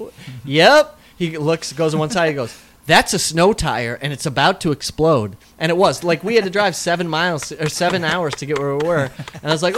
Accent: South Dakota, United States; moved away; I grew up in South Dakota

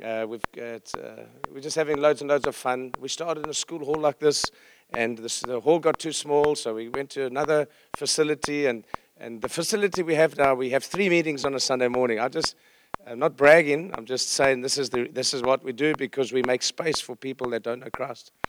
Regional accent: Johannesburg, Gauteng, South Africa; I'm from South Africa

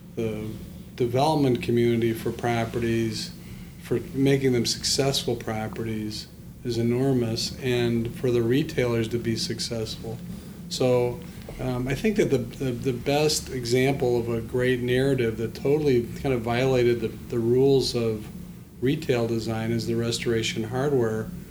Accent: Evanston, Illinois, United States; I grew up in Evanston.

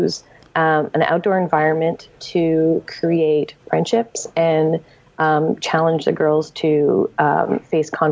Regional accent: Montreal, Quebec, Canada; I'm from Montreal

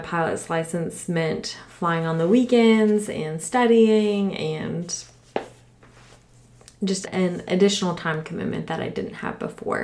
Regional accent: Orlando, Florida, United States; I grew up in Orlando, Florida

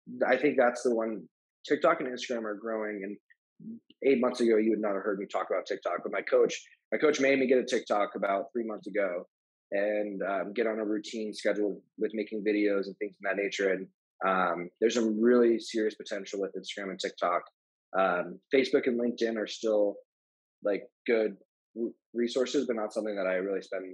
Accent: Glendale, Arizona, United States; I was raised in Glendale. I live in Glendale. I'm an Arrowhead Ranch

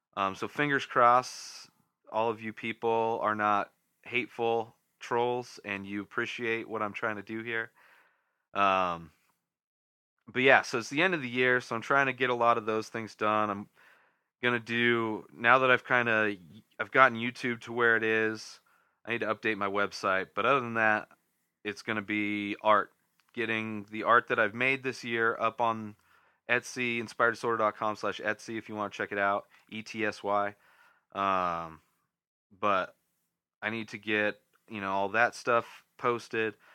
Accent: Southern California, United States; now in Denver, United States; Southern California is, is you know, I grew up there. So it's my back, it's my hometown, my home area

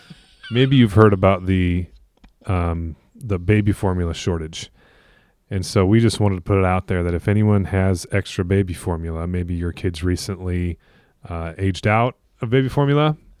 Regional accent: Iowa, United States; We're from Iowa.

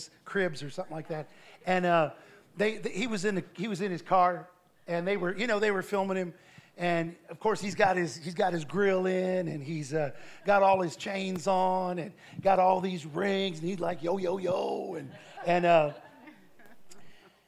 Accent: Ohio, United States; I come from Ohio where they have grain silos

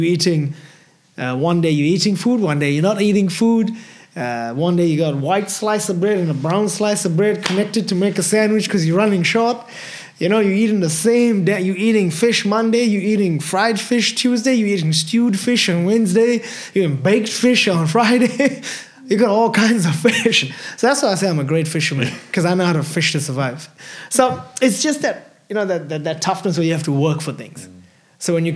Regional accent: South Africa; growing up in South Africa was hard.

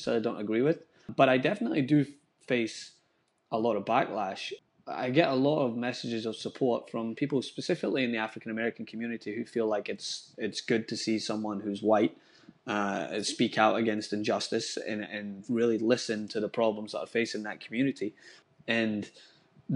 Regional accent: Scotland, United Kingdom; now in United States; I grew up in Scotland where race wasn't really a conversation

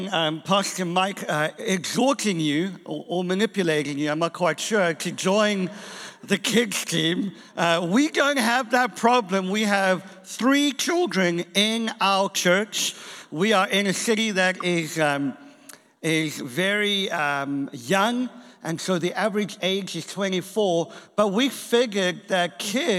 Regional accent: South Africa; also born or lived in England; now in Boston, United States; I am from South Africa originally

